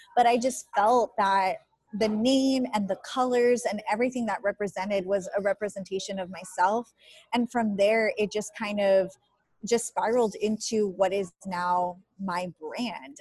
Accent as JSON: {"language": "English", "area": "Rio Grande Valley", "region": "Texas", "country": "United States", "tie": "born or raised there", "moved": "yes", "lives_now": "San Antonio, United States", "said": "I was born and raised in the Rio Grande Valley, so I lived on the border and coming to San Antonio, that's like a big city"}